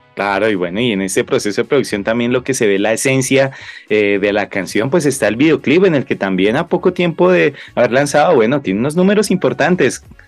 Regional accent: Laguna de Tota, Boyacá, Colombia; grabado en la Laguna de Tota, justamente en mi tierra, en el lugar donde nací

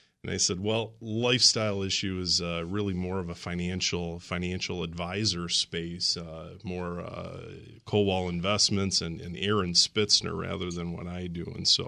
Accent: Racine, Wisconsin, United States; I grew up in Racine, absolutely.

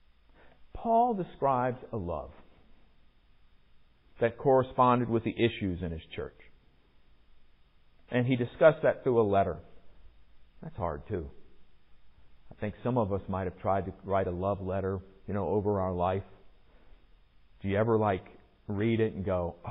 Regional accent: Virginia Beach, Virginia, United States; in my case growing up in Virginia Beach

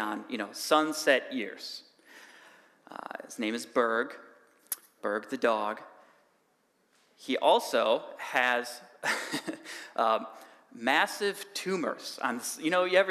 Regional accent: Cambridge, Wisconsin, United States; now in Whitewater, United States; I actually grew up in Cambridge

